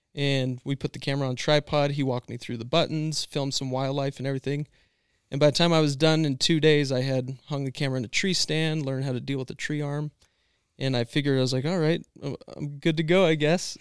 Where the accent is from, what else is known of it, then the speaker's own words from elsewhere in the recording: Washington, United States; moved away; also born or lived in Emmett, Idaho / Lewiston, Idaho / California; I'm born and raised in Washington State.